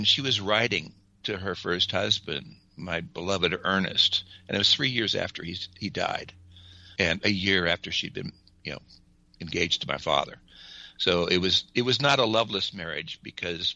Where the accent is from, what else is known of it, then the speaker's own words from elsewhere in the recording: Los Angeles, California, United States; also born or lived in South Glendale; where I really grew up was a place called Toonerville, which is, if you know where the LA River is, they call it Atwater Village now.